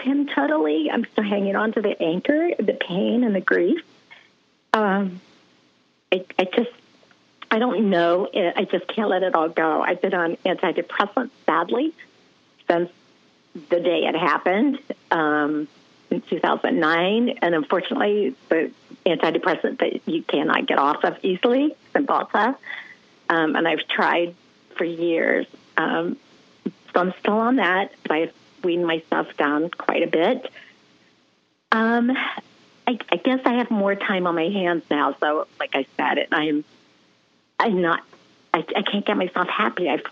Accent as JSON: {"language": "English", "town": "Columbus", "region": "Ohio", "country": "United States", "tie": "born or raised there", "moved": "as an adult", "lives_now": "Charleston, United States", "said": "I was born and raised in Columbus, Ohio."}